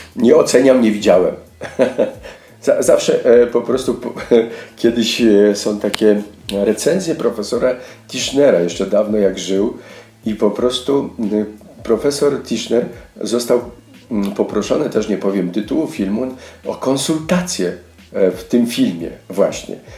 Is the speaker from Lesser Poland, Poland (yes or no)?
yes; Lesser Poland, Poland; accent: Góral dialect; moved away; pochodzę z gór, e, mówię dobrze gwarą